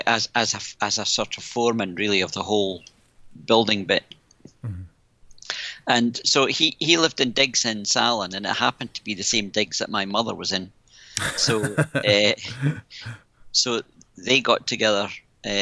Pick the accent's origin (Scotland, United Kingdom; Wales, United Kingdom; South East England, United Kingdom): Scotland, United Kingdom; Isle of Mull; born or raised there; moved away; also born or lived in Oban / Helensburgh